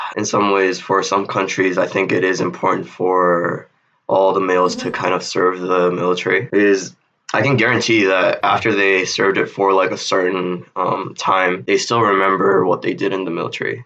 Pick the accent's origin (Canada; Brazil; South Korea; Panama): South Korea; I am from South Korea.